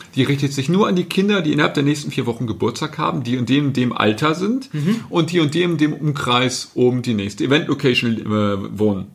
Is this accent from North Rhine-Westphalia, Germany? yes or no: yes; North Rhine-Westphalia, Germany; ich bin aus Westfalen